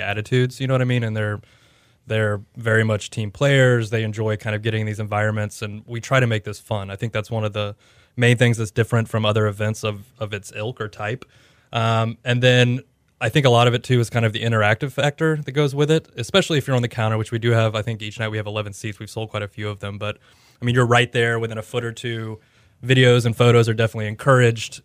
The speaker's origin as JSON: {"language": "English", "town": "Houston", "region": "Texas", "country": "United States", "tie": "born or raised there", "also_born_or_lived": "Oklahoma City / Austin", "moved": "yes", "said": "I grew up in Houston"}